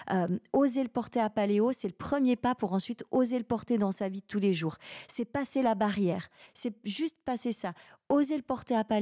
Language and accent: French; Romandie, Switzerland; c'est en quelque sorte une métaphore d'une situation réelle de ce qui est de ce qui est chez moi en Romandie, de ce qui existe.